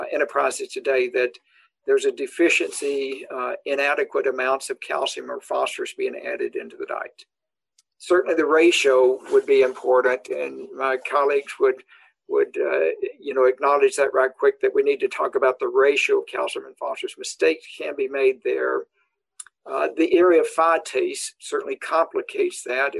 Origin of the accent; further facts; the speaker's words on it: the South, United States; also born or lived in Nebraska; now in Madison, United States; cow-calf operations growing up in the South